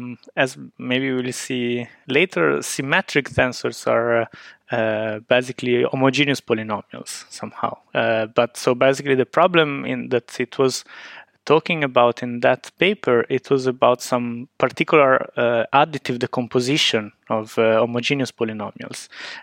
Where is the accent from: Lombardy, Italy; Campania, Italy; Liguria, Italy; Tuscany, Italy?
Liguria, Italy; Genoa; now in Trento, Italy; I'm originally from Genoa, where I started my undergraduate studies.